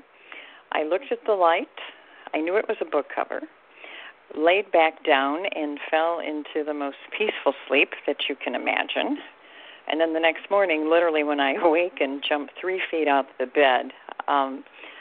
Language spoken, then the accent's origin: English; the South, Appalachian Mountains, United States; I was born in the South, and Appalachian Mountains